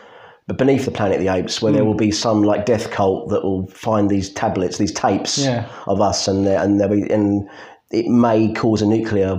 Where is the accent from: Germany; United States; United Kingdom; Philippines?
United Kingdom; we're British